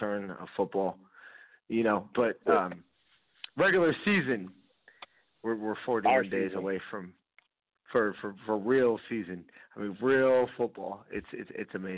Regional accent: California, United States; I'm from California

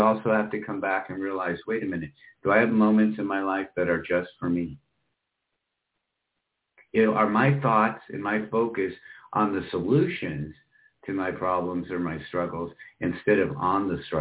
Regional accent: Michigan, United States; moved away; also born or lived in Iowa / Florida; I grew up in Michigan and Iowa at that time, was more on the eastern side of the state, so most of the time in the west, southwestern part of Michigan

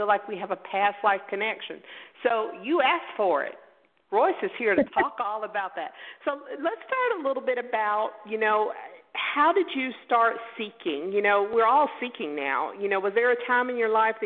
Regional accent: Pensacola, Florida, United States; I was born in Pensacola, Florida. You know, we're in the Bible Belt

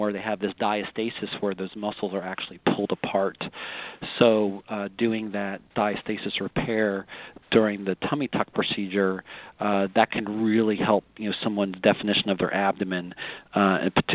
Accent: Pennsylvania, United States; now in Sarasota, United States; I'm originally from Pennsylvania

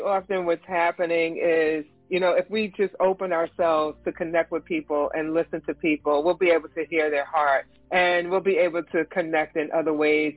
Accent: New Jersey, United States; I am from New Jersey

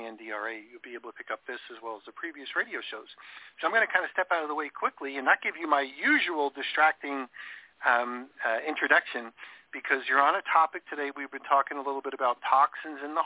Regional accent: New York, United States; I grew up in New York

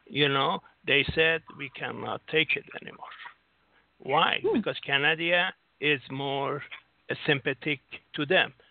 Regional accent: Singapore; No, I'm from Singapore.

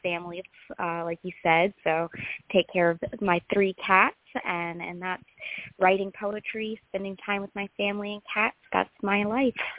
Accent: Greensboro, North Carolina, United States; I grew up in Greensboro, North Carolina, born, raised, and still here.

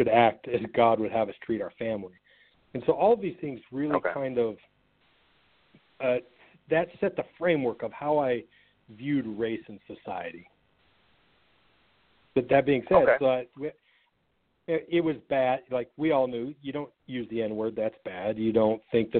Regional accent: Sandy, Utah, United States; moved away as an adult; also born or lived in Atlanta, Georgia; I grew up in a suburb of Salt Lake City, Utah, and lived in the same house in the same neighborhood from birth up until the age of 19

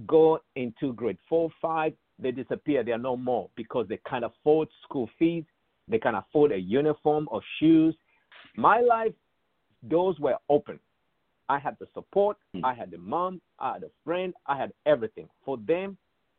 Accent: Ndola, Copperbelt Province, Zambia; moved away as an adult; also born or lived in South Africa; I grew up in Zambia as a privileged young boy.

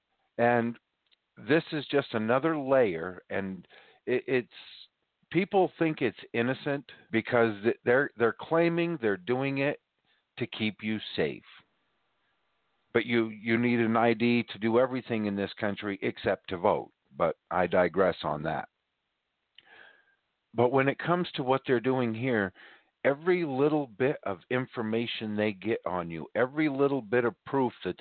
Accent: northern Maine, United States; born or raised there; now in southern Maine, United States

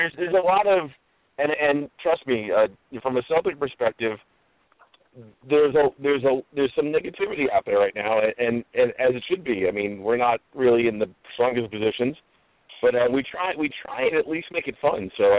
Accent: United States; Is it just because I'm American doesn't mean I don't know anything?

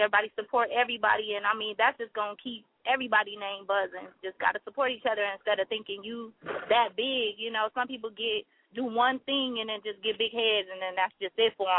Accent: California, United States; moved away as an adult; now in Chicago, United States; I'm originally from California, but, you know, I've been here for 5 years grinding.

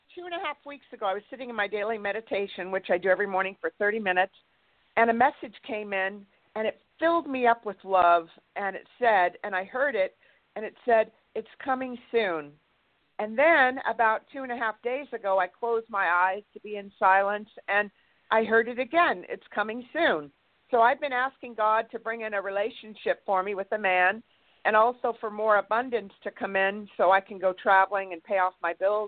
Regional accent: Santa Barbara, California, United States; I'm from Santa Barbara, California.

